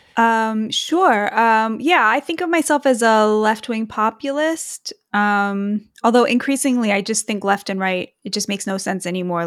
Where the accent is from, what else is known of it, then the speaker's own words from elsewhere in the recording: United States; both as an American and as a Jewish person